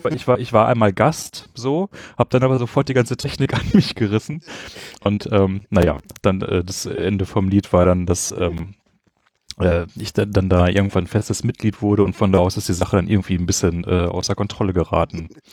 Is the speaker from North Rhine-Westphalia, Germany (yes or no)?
yes; Bochum, North Rhine-Westphalia, Germany; moved away as an adult; also born or lived in Essen / Göttingen; now in Berlin, Germany; geboren bin ich aus Essen, nein, in Essen und dann bin ich eigentlich aus Bochum von der Sozialisation her und dann studiert in Göttingen und jetzt in Berlin